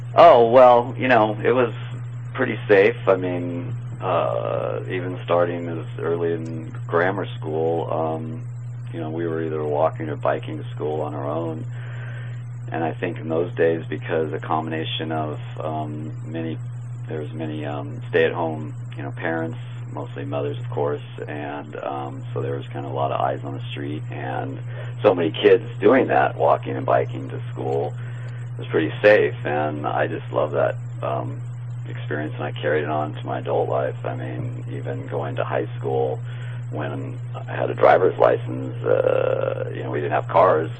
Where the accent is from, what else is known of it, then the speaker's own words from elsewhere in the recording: Manhattan Beach, California, United States; I grew up in Manhattan Beach and lived in Hermosa and now Redondo for the past 20 years